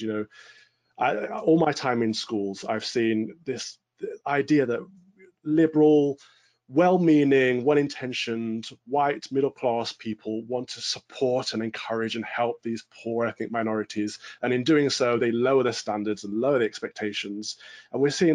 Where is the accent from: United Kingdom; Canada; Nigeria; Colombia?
United Kingdom; in Britain, we're all British.